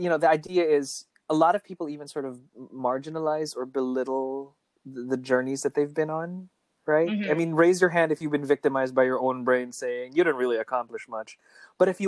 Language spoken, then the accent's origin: English; Philippines; we're Filipino for the most part